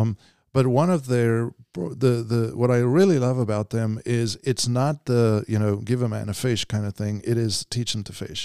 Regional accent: South Africa; moved away as an adult; I was, uh, born and raised in South Africa, and then, uh, in ninety-eight, um, you know, came over

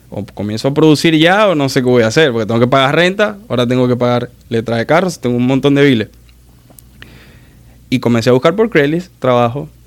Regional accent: Maracaibo, Zulia, Venezuela; soy de Maracaibo de Venezuela, pero soy de Maracaibo y el maracucho es así.

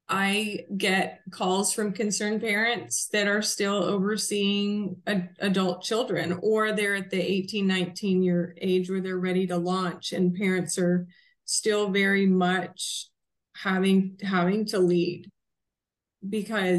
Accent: Southern Alberta, Canada; I grew up in Southern Alberta, Canada

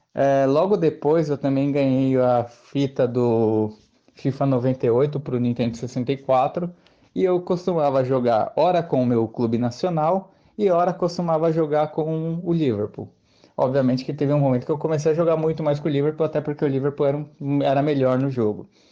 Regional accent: Santo André, São Paulo, Brazil; sou da cidade de Santo André, na Grande São Paulo

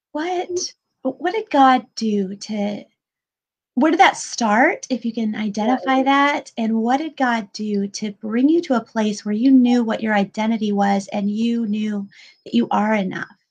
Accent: Pensacola, Florida, United States; where I grew up in Pensacola

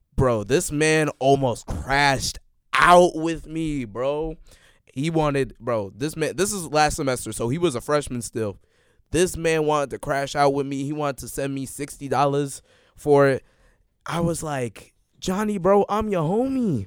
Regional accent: Chicago, Illinois, United States; I'm from Chicago

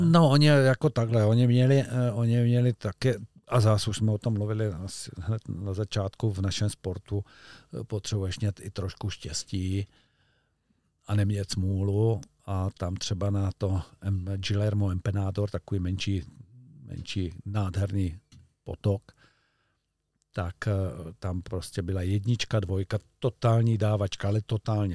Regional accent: Czechia; also born or lived in Olšava river area (lives by it); my jsme Češi

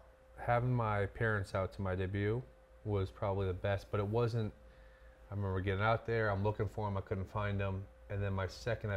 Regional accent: Branford, Connecticut, United States; all of Brantford in my hometown

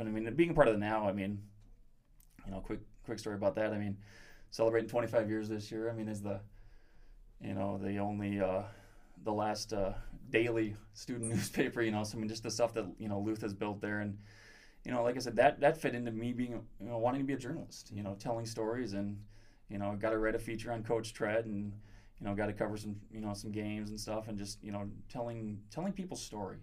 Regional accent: Sioux Falls, South Dakota, United States; growing up in Sioux Falls

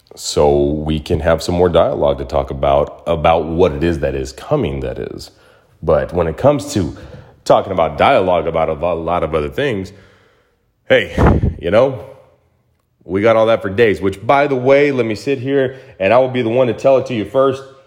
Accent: Mesa, Arizona, United States; now in Los Angeles, United States; my hometown of Mesa, Arizona

